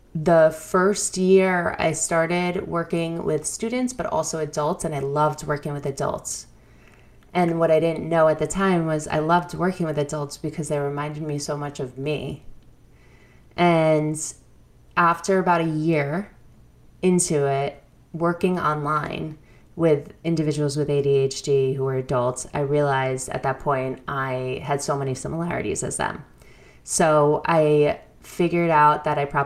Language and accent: English; New York, United States; I came from New York, good family, family of educators